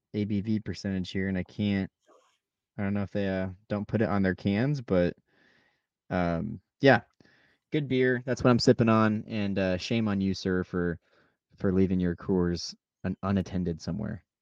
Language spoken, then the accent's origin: English; Nebraska, United States; we're from Nebraska